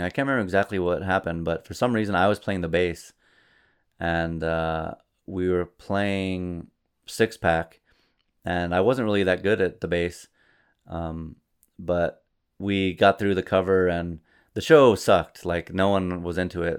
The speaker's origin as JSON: {"language": "English", "region": "New Mexico", "country": "United States", "said": "I'm from New Mexico"}